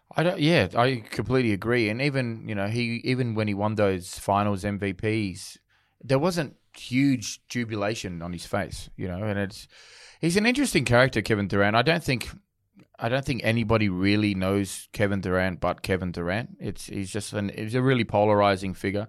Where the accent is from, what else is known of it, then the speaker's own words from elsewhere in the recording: Australia; I'm born in Australia and I guess the, the sport that I grew up supporting in Australia was rugby league.